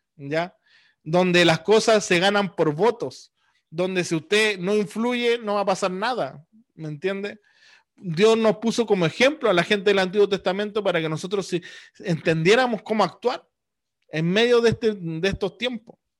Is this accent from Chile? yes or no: yes; Chile; nosotros como americanos, como chilenos, al otro lado del mundo, hemos recibido el Evangelio